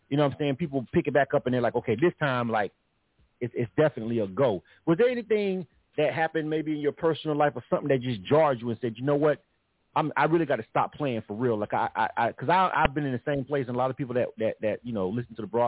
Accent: Memphis, Tennessee, United States; I'm from Memphis, Tennessee.

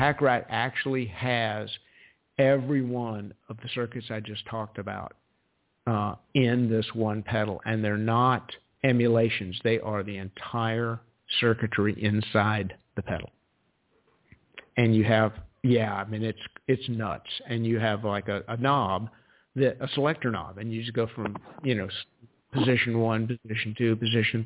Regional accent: South Carolina, United States; my home state of South Carolina

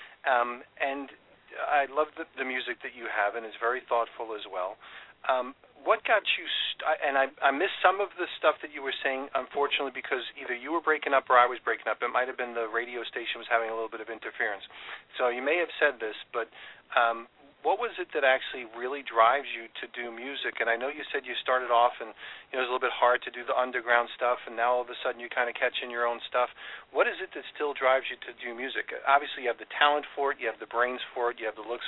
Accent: New York, United States; I grew up in New York

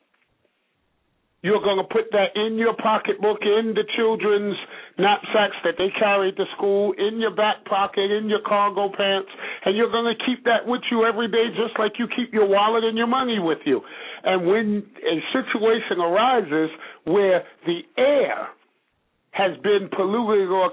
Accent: New York City, New York, United States; also born or lived in Bishopville, South Carolina; I'm from Brooklyn, New York. Although I spent time growing up in Bishopville, South Carolina

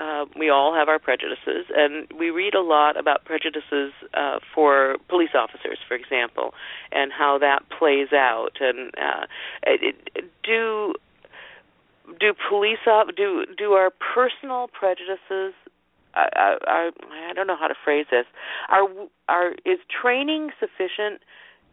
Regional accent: northern Ohio, United States; I grew up in Ohio, in northern Ohio

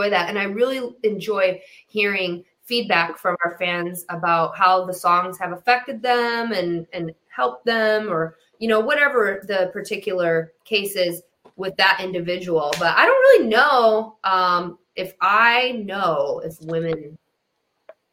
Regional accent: Detroit, Michigan, United States; I was raised in Detroit, and I came up with these Midwest values

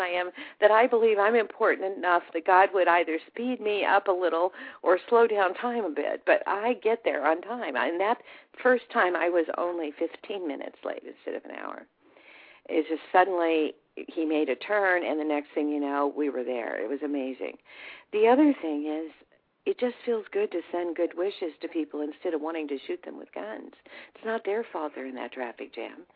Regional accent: California, United States; also born or lived in Whittier, California / Wisconsin; I'm from California. I wasn't necessarily born here in California, but I've lived here all of my life since I was 11 years old

